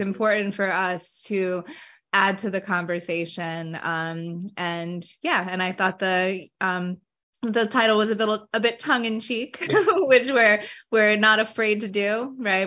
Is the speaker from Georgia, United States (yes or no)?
no; Hempstead, New York, United States; moved away as an adult; now in South Jersey, United States; I'm originally from Hempstead, New York, which is on Long Island, about 10 miles from the Queens border. Um, born and raised there until I was 18, and I moved to uh, South Jersey, where I currently reside.